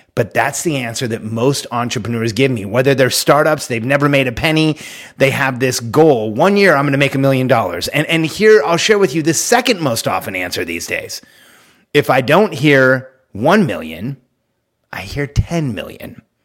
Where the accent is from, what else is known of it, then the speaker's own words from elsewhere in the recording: California, United States; moved away; I'm from California, where, like, you know, you're not allowed to even have guns